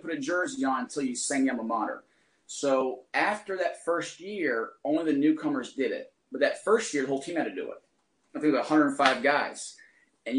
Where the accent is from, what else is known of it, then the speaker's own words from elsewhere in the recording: Chesterfield County, Virginia, United States; moved away as an adult; now in Maine, United States; Virginia. I'm from Southside, Chesterfield County. Went to school at Benedictine